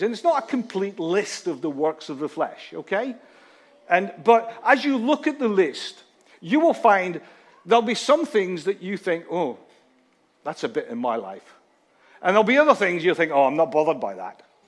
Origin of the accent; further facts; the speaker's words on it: Scotland, United Kingdom; a Scotsman